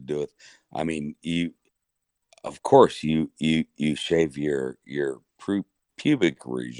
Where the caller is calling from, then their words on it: Oklahoma City, Oklahoma, United States; Oh, I'm in Oklahoma City, or just outside of Oklahoma City. I got 60 acres out here.